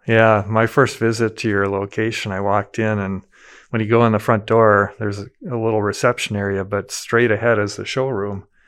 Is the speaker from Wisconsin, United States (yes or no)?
yes; Madison, Wisconsin, United States; as a kid, growing up in Madison, a lot of the kids I grew up with, their dads worked for Asker Meyer.